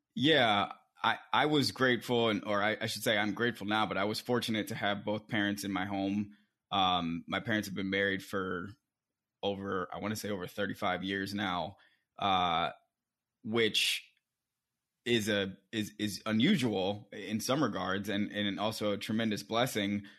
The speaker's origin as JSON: {"language": "English", "town": "Silver Spring", "region": "Maryland", "country": "United States", "tie": "born or raised there", "also_born_or_lived": "Alexandria, Virginia / Atlanta, Georgia / Oakland, California / London", "moved": "as an adult", "lives_now": "New York, United States", "said": "I was born in Alexandria, Virginia. I, my first the first place I lived was Silver Spring, Maryland, um, where I was raised by my parents"}